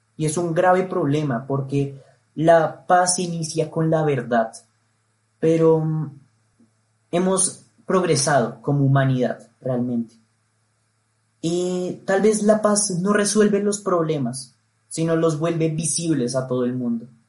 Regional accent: Colombia; nosotros como colombianos

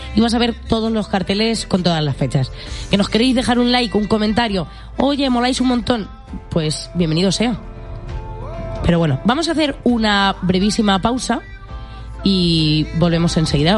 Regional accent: Albacete, Castilla-La Mancha, Spain; somos de Albacete

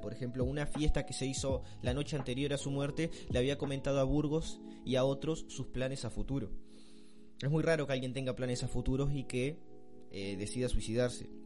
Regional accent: Melo, Cerro Largo, Uruguay; de la ciudad de Melo, mi ciudad natal

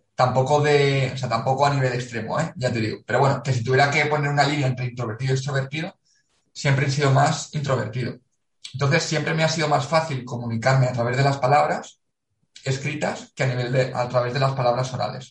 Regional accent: Valencia, Valencian Community, Spain; moved away as an adult; also born or lived in Macedonia / South Korea / South Africa; Valencia, de donde soy.

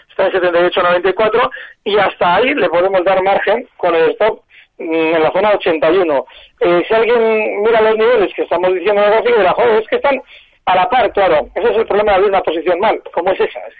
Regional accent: Valencia, Valencian Community, Spain; de Valencia

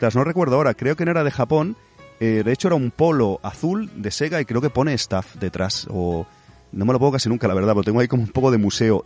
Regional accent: Catalonia, Spain; nosotros siendo aquí de Cataluña, tanto tú como yo creo que nuestros padres son inmigrantes, que aunque somos catalanes

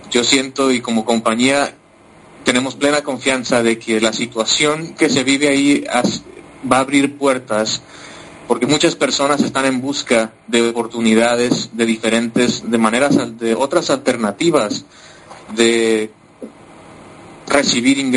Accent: Mexico; first language Spanish; now in United States; ahora es que tengo la oportunidad también de, hablar en, mi idioma materno. de yo soy originario de México, eh, tengo ya más de 12 años viviendo en los Estados Unidos, así que mi, español es una mezcla de muchos y, de muchos acentos

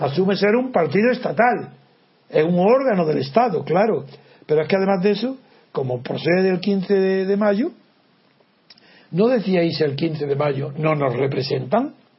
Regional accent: Órgiva, Andalusia, Spain; el cura de mi pueblo, de Órgiva

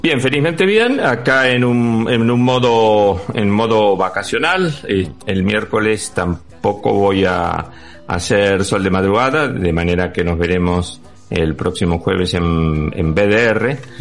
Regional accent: Argentina; now in Spain; te voy a hablar como argentino

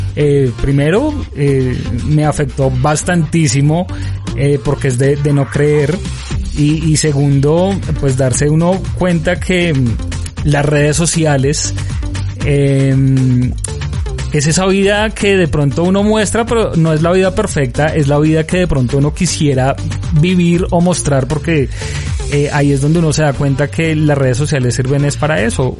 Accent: Colombia; uno como colombiano

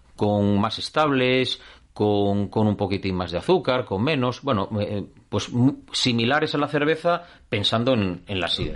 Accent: Asturias, Spain; somos españoles, somos asturianos

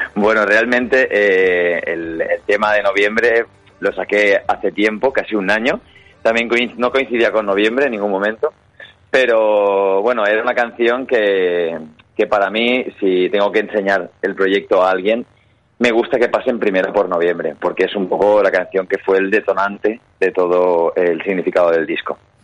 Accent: Gandia, Valencian Community, Spain; nosotros somos de Gandía

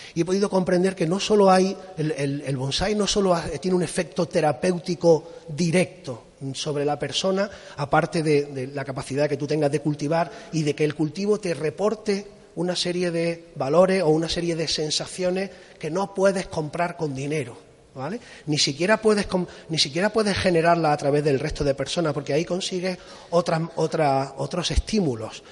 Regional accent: Spain; also born or lived in Japan / Málaga; aunque me he criado en la costa, yo soy de Torró

